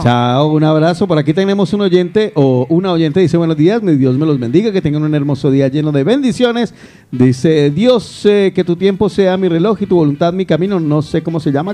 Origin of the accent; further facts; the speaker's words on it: Guarromán, Andalusia, Spain; now in Barcelona, Spain; En mi pueblo querido, mi querido Guarromán